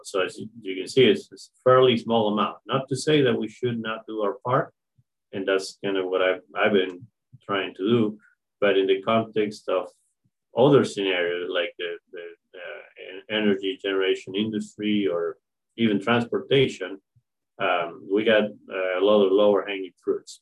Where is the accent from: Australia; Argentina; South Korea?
Argentina; moved away as an adult; now in Marianna, United States; I'm uh, originally from Argentina. I was uh, born and raised in a family that has strong ties to agriculture